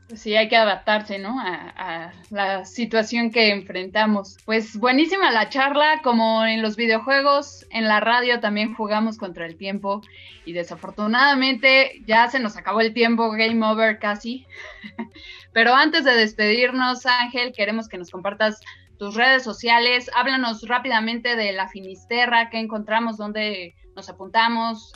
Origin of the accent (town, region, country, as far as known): Mexico